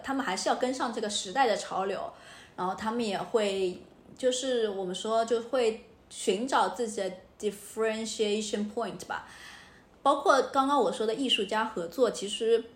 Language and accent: Chinese; Shanghai, China; moved away as an adult; also born or lived in Hong Kong; now in Paris, France; 因为我故乡上海也挺快的，就是虽然比香港慢一点，但是也比较快。